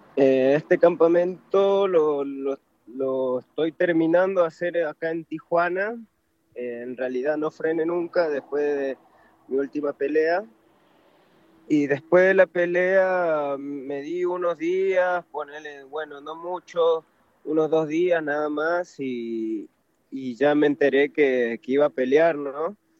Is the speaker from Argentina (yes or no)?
yes; Argentina; also born or lived in Peru / Córdoba, Argentina; yo nací, en Perú, pero sí, me, crié allá en Argentina